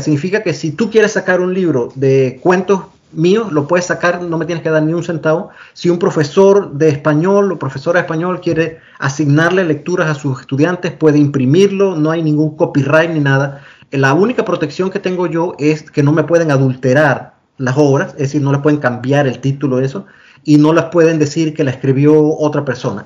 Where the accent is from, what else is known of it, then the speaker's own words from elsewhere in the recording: La Villa de Los Santos, Los Santos, Panama; moved away as an adult; also born or lived in Panama City, Panama / Boston, United States; now in Australia; nací y crecí en Panamá, soy panameño